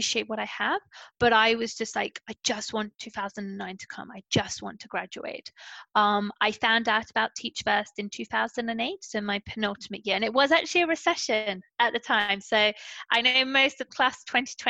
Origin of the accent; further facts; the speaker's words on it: Portsmouth, South East England, United Kingdom; first language English; moved away as an adult; also born or lived in London; I came from Portsmouth, where everyone is born in Portsmouth and they stay in Portsmouth